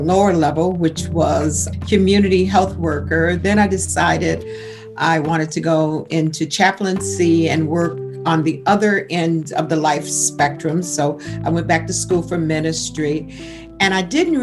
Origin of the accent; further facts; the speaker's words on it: Buffalo, New York, United States; also born or lived in Georgia; I was raised in Buffalo, New York, educated in Buffalo, New York, but my roots still remained in Georgia until I was about 12 years old